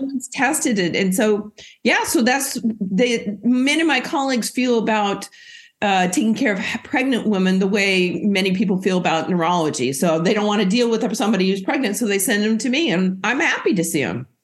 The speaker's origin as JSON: {"language": "English", "region": "Oregon", "country": "United States", "tie": "born or raised there", "moved": "as an adult", "lives_now": "Boston, United States", "said": "I grew up and went to medical school in Oregon. That's where I'm from"}